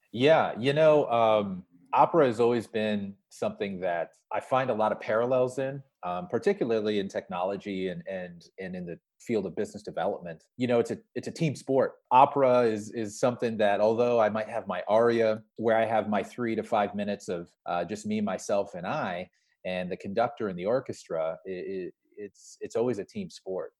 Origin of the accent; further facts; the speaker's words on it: Sioux Falls, South Dakota, United States; I'm a kid from Sioux Falls, South Dakota